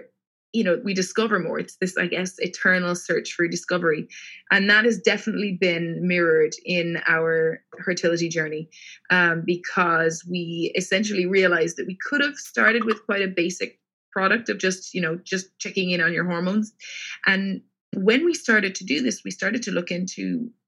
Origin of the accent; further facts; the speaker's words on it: Cork, Munster, Ireland; moved away as an adult; now in London, United Kingdom; I am from Cork in the south of Ireland, and I studied my undergraduate degree there in molecular genetics.